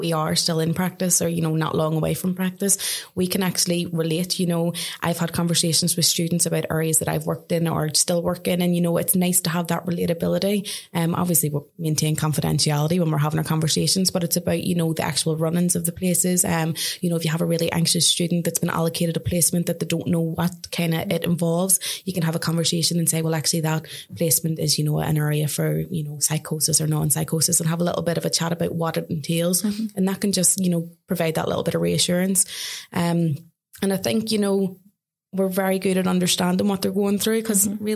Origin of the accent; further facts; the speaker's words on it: Ireland; also born or lived in Australia; now in England; I come from Ireland, I work in England